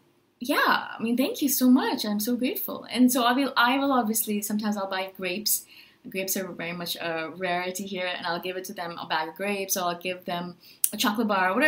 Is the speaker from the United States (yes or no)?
no; India; now in Chiang Mai, Thailand; I'm from India originally